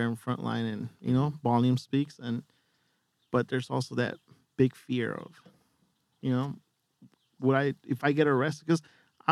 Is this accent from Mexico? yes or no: yes; Mexico; moved away; I was raised in a Mexican family. I was born in Mexico